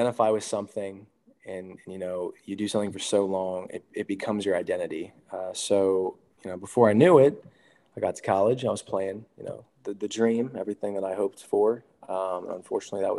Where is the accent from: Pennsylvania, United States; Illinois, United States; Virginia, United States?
Pennsylvania, United States; Hershey; I grew up in Hershey, Pennsylvania